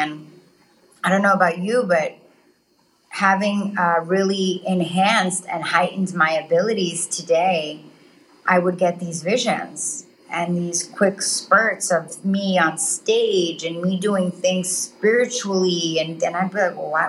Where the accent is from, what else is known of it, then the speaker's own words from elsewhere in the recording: New York City, New York, United States; moved away as an adult; also born or lived in Dubai; I grew up in Queens in New York